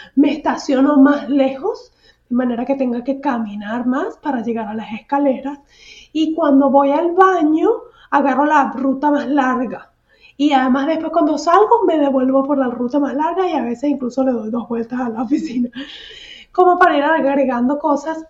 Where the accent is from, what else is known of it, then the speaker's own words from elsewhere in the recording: San Antonio de los Altos, Miranda, Venezuela; moved away as an adult; now in Houston, United States; cuando estaba en mi pueblito, el pueblito de San Antonio de los Altos